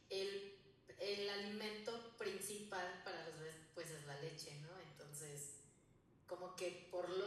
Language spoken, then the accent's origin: Spanish; Zitácuaro, Michoacán, Mexico; now in León, Mexico; yo, bueno, vivo en León, pero soy de Zitácuaro.